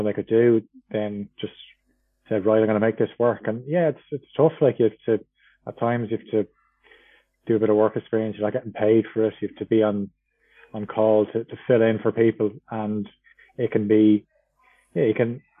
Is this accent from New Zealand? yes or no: no; Dublin, Leinster, Ireland; I'm from Dublin, working in radio probably since about 2006.